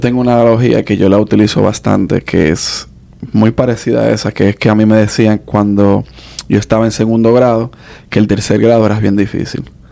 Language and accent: Spanish; New York, United States; moved away; yo nací allá